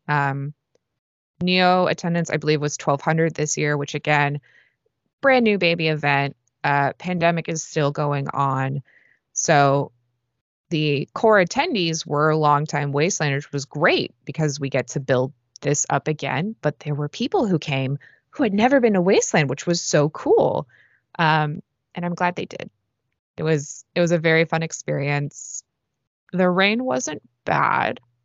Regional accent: San Francisco, California, United States; moved away as an adult; now in Los Angeles, United States; I'm from the Bay Area, San Francisco, more or less

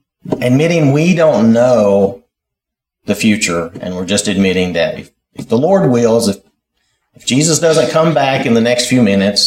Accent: United States; when I was growing up in Wilkes County.

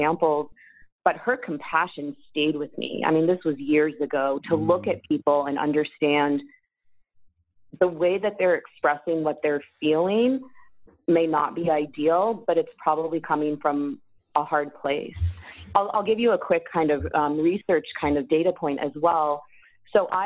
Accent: San Diego, California, United States; moved away; also born or lived in Philadelphia, Pennsylvania; I grew up in San Diego

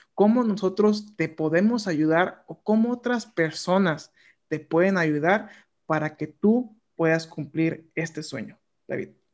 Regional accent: Mexico; nosotros como mexicanos

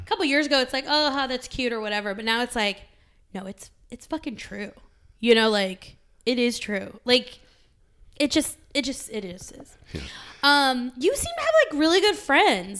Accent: California, United States; now in Arizona, United States; growing up in the West, I'm from California, living in Arizona

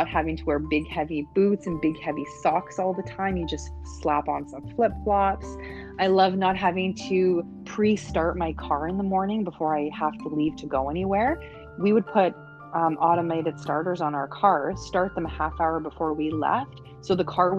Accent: Canada; moved away as an adult; now in Panama; being Canadian, our idea of vacationing is going somewhere warm and tropical, getting away from the snow. So number one, hands down for me coming from Canada is weather.

